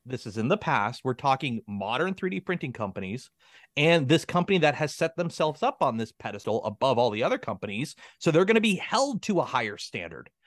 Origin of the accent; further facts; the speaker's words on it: Canada; I'm a Canadian